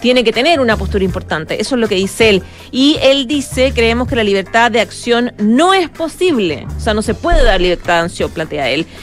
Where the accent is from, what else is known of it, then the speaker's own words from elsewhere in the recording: Chile; nosotros como chilenos